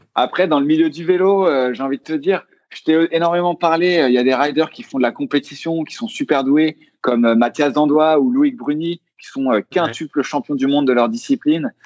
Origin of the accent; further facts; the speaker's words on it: Versailles, Île-de-France, France; je viens de Versailles